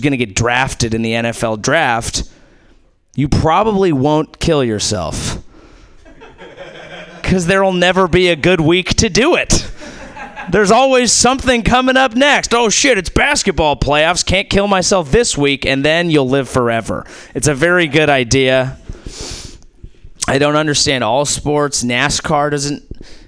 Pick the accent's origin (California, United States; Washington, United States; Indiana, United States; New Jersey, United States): California, United States; Silicon Valley; I'm from Silicon Valley. That's where I grew up